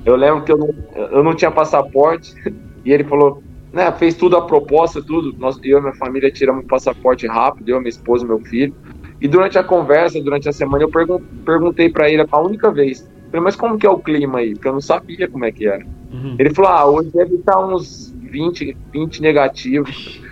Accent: Brazil; moved away as an adult; now in Guimarães, Portugal; Eu sou, sou brasileiro, né? Como toda a gente sabe, hoje já dividido, mas nasci no Brasil

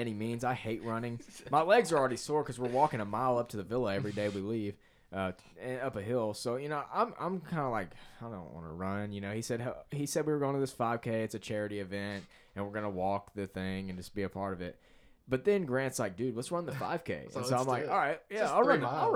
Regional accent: United States; I'm from America

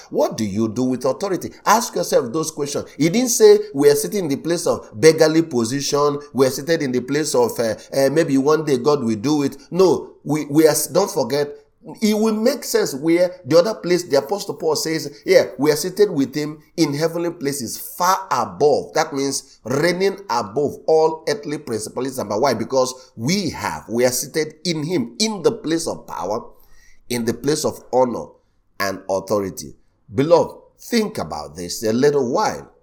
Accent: Nigeria; I was born in Nigeria just like him

